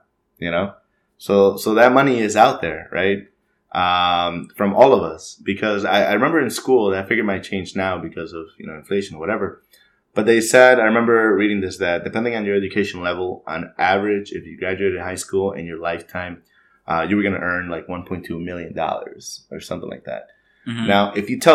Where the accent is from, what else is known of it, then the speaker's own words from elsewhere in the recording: Mexico; now in United States; we're both from Mexico.